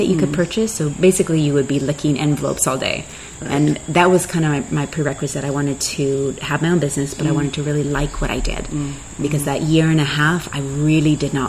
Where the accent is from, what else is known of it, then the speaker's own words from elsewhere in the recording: Canada; I grew up in Canada.